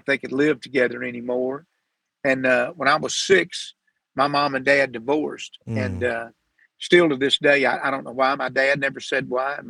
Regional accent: Sanford, Florida, United States; I was born in Sanford, Florida

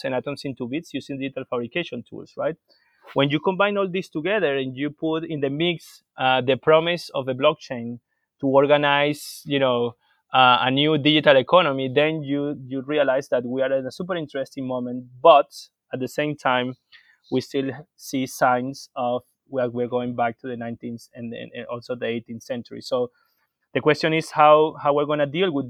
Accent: Venezuela; I am from Venezuela

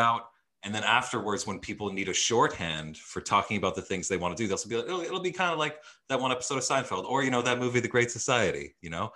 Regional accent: Edmonton, Alberta, Canada; growing up in Edmonton, there's a big theater community there

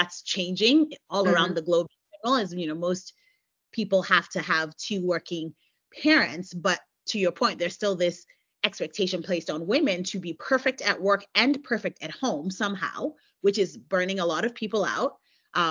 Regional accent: United States; I'm American. I live in the U.S.

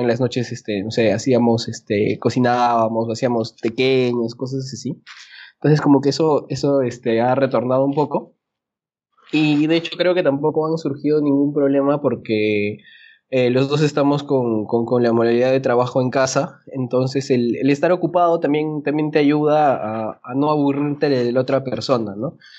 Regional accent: Peru; como buen peruano

